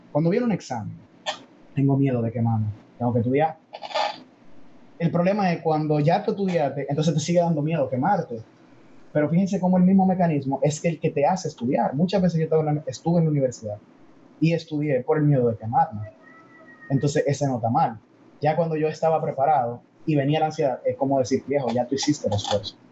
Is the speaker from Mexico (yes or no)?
no; Dominican Republic; soy dominicano y tengo más influencia de Estados Unidos que de Corea